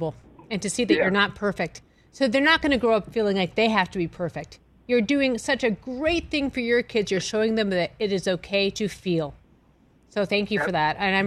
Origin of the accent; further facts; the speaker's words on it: New England, United States; I'm from New England.